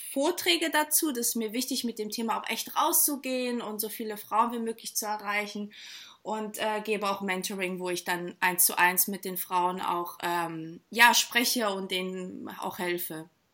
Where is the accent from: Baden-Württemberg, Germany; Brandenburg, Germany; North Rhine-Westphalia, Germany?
Baden-Württemberg, Germany; near Stuttgart; moved away as an adult; now in Hamburg, Germany; ich bin tatsächlich in der Nähe von Stuttgart aufgewachsen, auch in einem kleinen Dorf